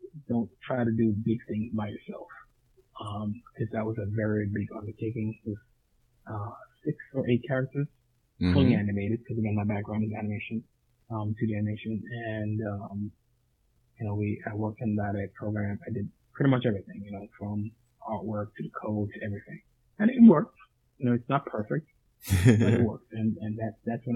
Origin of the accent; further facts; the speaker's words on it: New York, United States; also born or lived in Jamaica; now in California, United States; I grew up in New York, from Jamaica, but I grew up in New York, and now I live in California